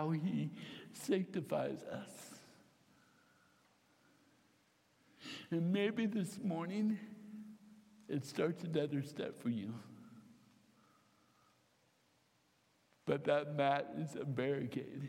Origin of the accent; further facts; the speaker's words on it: Fairfield, United States; I grew up with them in Fairfield